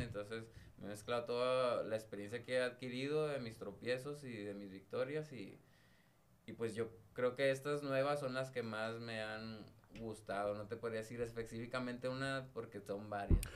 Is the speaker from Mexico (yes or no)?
yes; northern Mexico, Mexico; como decimos aquí en el norte